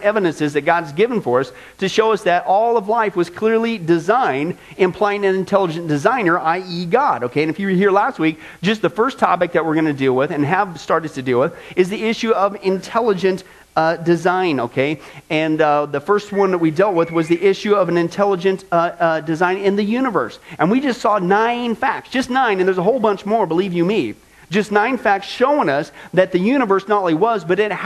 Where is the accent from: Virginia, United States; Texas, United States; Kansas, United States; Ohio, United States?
Kansas, United States; the Midwest; now in Las Vegas, United States; growing up in the Midwest, out in the middle of nowhere, no light pollution like you get here in Vegas